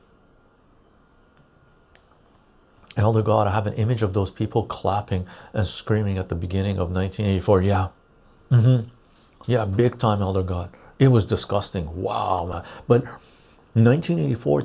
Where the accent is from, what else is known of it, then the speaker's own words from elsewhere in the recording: Canada; I'm Canadian